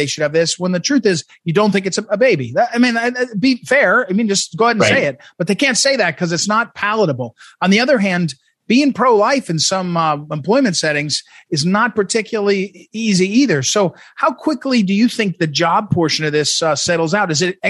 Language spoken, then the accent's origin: English; Ferguson, Missouri, United States; I'm from Missouri, in Ferguson